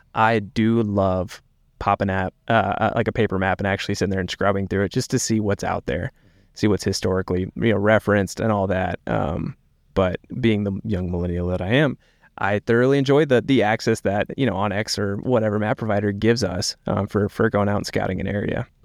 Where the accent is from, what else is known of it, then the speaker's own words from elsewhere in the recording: East Tennessee, United States; moved away as an adult; also born or lived in South Carolina / North Carolina / Virginia; now in Montana, United States; I grew up in East Tennessee, uh, went to school in South Carolina